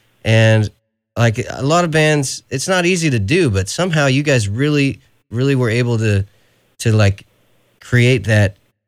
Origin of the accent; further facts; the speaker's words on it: California, United States; let's not forget, I'm from California